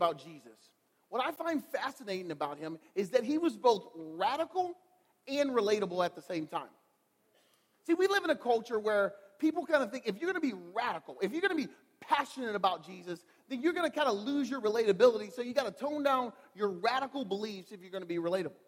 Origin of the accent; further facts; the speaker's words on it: Louisiana, United States; now in Michigan, United States; I'm from Louisiana. Like, born and raised in Louisiana.